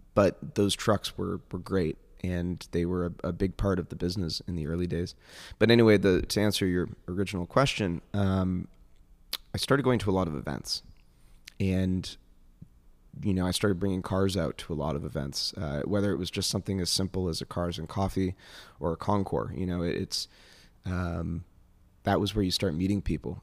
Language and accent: English; Northeast, United States; I'm from the Northeast